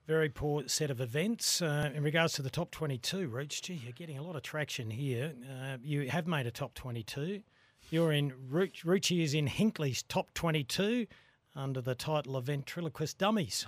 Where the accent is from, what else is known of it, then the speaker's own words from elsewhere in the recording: Australia; as an Australian